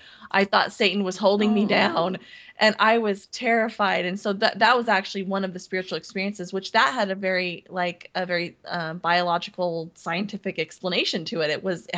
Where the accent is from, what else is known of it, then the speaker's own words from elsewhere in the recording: Montana, United States; born there; I was born in Montana and during summers, I'd go to Montana